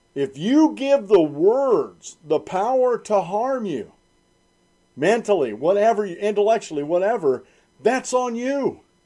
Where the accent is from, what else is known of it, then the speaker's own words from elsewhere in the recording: United States; also born or lived in Central Susquehanna Valley, Pennsylvania; I'm an American